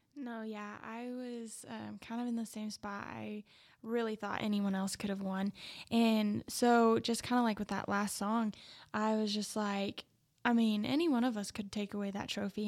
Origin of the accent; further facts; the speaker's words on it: Plains, Texas, United States; I grew up in Plains, Texas, a really small town